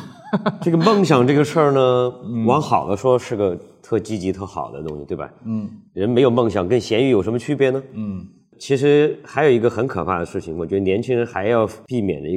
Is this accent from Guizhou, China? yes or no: yes; Guizhou, China; 因为他是广西人，我是贵州人，就我们俩就按照这本书的分类，我们都是赞米亚人，我们都是在王化的这个传统的这个中原王朝的这个统治范围之外的人